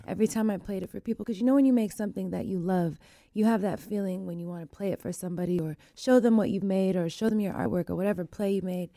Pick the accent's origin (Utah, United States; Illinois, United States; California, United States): California, United States; Sacramento; also born or lived in Wilton, California; I grew up in South Sac